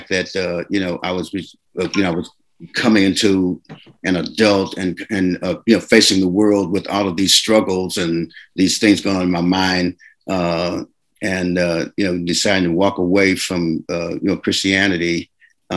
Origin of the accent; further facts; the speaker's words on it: Oakland, California, United States; also born or lived in Little Rock, Arkansas; Well, I was born in Little Rock, Arkansas, and my parents moved to California, Oakland, California, when I was about 14 months old.